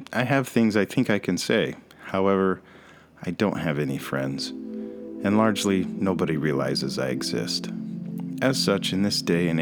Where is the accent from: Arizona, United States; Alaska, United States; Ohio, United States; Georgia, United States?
Alaska, United States; also born or lived in Washington; I'm a human male who was born in Washington and now live in Alaska